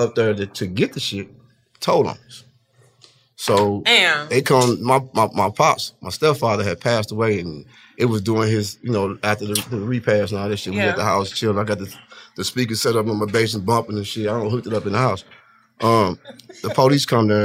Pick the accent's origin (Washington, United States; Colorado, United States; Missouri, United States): Missouri, United States; St. Louis; growing up in St. Louis in the area where motherfuckers die every other day